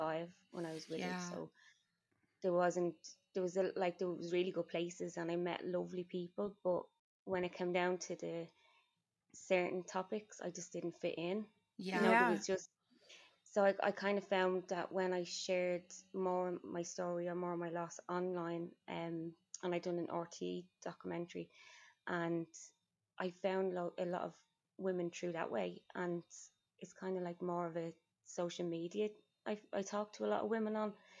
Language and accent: English; Dublin, Leinster, Ireland; accent: Irish; I'm from Dublin